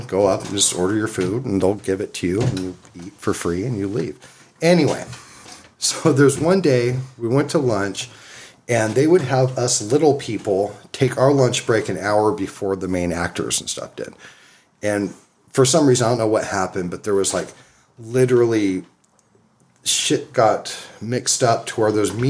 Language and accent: English; Oxnard, California, United States; I grew up in Oxnard